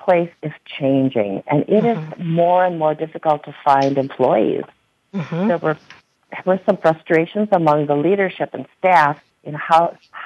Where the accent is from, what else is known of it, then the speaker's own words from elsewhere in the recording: Kiel, Wisconsin, United States; In 2003, we bought our second store in my hometown of Kiel, Wisconsin.